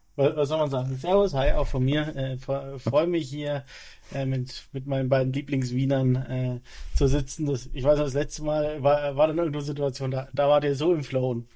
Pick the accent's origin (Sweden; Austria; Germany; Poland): Germany; Erlangen, Bavaria; also born or lived in Nuremberg; gebürtig komme ich aus Erlangen